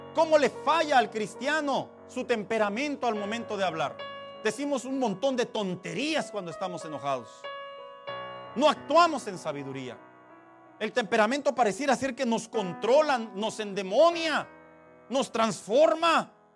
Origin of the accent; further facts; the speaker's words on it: Mexico; así somos los mexicanos